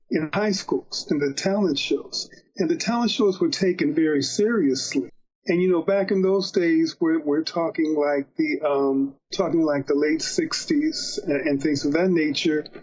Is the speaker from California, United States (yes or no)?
no; Dayton, Ohio, United States; also born or lived in Cleveland; All happening in Dayton, Ohio. I was born in Cleveland, but my mom, um, she obtained a job at the Veterans Administration as a radioisotope chemist.